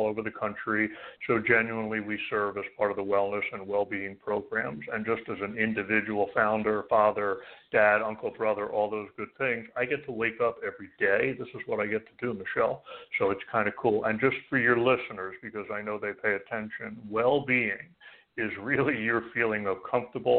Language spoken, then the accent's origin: English; Philadelphia, Pennsylvania, United States; moved away as an adult; also born or lived in New York / New Jersey; now in Arizona, United States; You're born and raised in Philadelphia, and most of my adult working life, New York, New Jersey. So I kept the 201